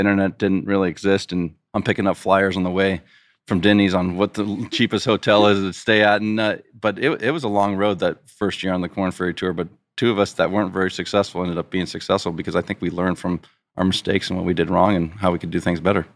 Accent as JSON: {"language": "English", "town": "Poway", "region": "California", "country": "United States", "tie": "born or raised there", "lives_now": "Rancho Santa Fe, United States", "said": "I grew up in Poway, which is only fifteen, twenty minutes from here."}